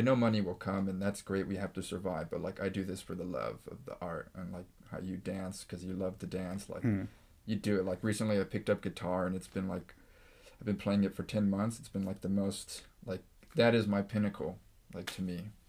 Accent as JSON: {"language": "English", "town": "Eagle Rock", "region": "California", "country": "United States", "tie": "born or raised there", "said": "I was blessed because I grew up in Eagle Rock, and it's very diverse, multicultural, a lot of Hispanics and Asians and African-Americans"}